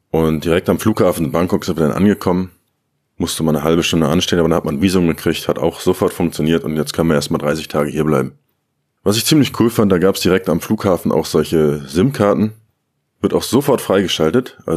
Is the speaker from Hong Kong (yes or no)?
no; Germany; now in Thailand; Allein das Flugzeug hatte mehr Sitzplätze als der kleine Ort in Deutschland, wo ich aufgewachsen bin.